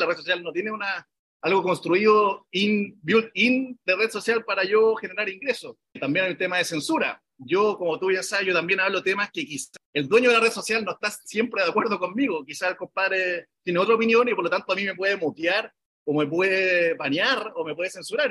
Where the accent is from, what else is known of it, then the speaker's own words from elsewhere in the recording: Chile; somos cuatro chilenos